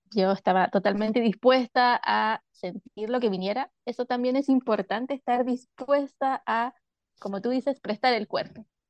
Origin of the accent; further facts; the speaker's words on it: Chile; soy de Chile